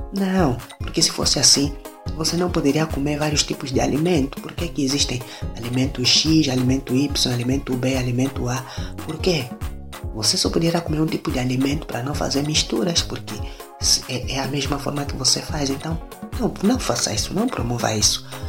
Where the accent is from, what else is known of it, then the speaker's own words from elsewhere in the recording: Angola; Sou natural de Angola, sou, sou angolano, africano